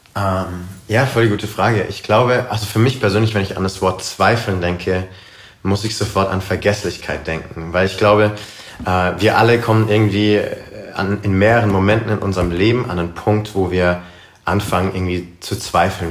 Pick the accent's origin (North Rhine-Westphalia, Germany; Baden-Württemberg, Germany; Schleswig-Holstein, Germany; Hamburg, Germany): Baden-Württemberg, Germany; Karlsruhe; moved away as an adult; also born or lived in United States; ich komme ursprünglich aus Karlsruhe, bin dort groß geworden, aufgewachsen